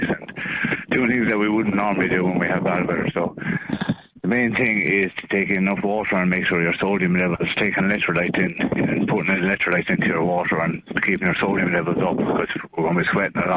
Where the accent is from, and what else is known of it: Ireland